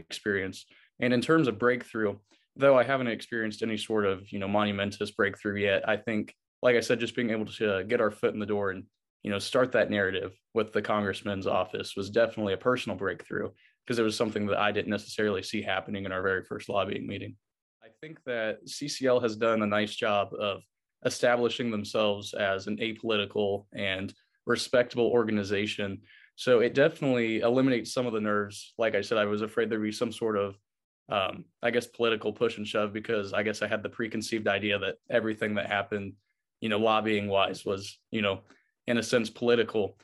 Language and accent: English; Rushville, Indiana, United States; I'm from Rushville, Indiana